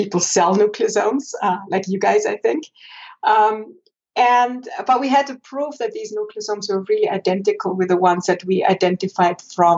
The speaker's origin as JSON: {"language": "English", "region": "Vorarlberg", "country": "Austria", "tie": "born or raised there", "also_born_or_lived": "Innsbruck, Austria / Basel, Switzerland / Zurich, Switzerland", "moved": "as an adult", "lives_now": "Boulder, United States", "said": "I grew up in Vorarlberg"}